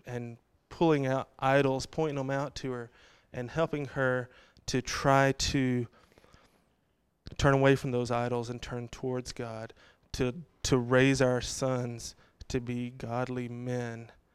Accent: Texas, United States; I grew up in Texas

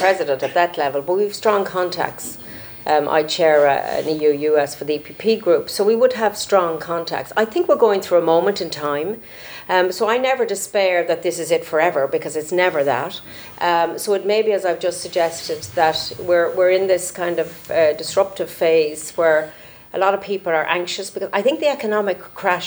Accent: Ireland; as an Irish MEP

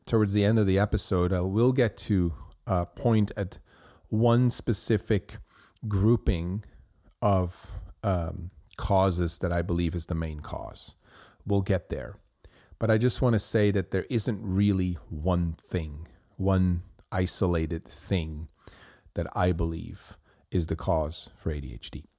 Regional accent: Switzerland; I grew up in Switzerland

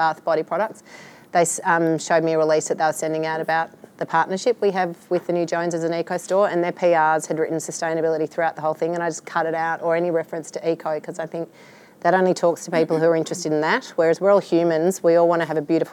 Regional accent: Melbourne, Victoria, Australia; I'm from Melbourne

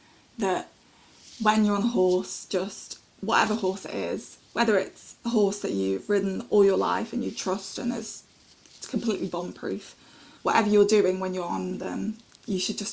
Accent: Stoke-on-Trent, West Midlands, United Kingdom; I'm 23 and I'm from Stoke-on-Trent in Staffordshire.

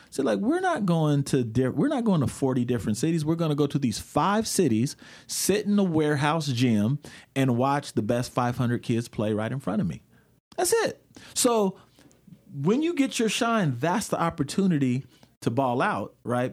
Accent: Portland, Oregon, United States; I grew up in Portland when we had K B M S.

